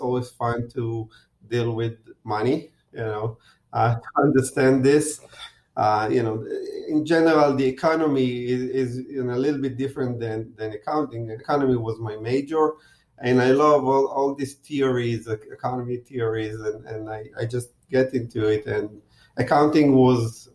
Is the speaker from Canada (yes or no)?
no; Israel; moved away as an adult; I was born and raised in Israel